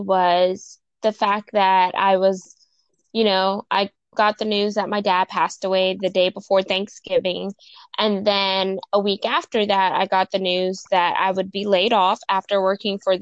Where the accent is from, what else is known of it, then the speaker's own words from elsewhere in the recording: Houston, Texas, United States; I'm from Houston, Texas